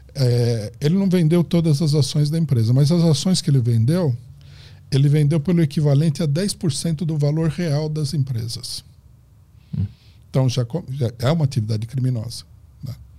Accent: Brazil; nós somos brasileiros

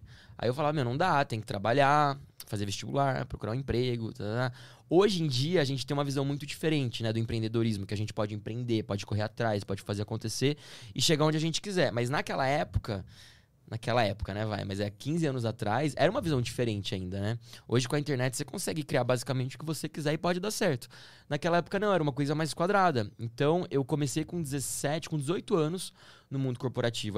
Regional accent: Campinas, São Paulo, Brazil; also born or lived in Stuttgart, Germany; Eu sou de Campinas

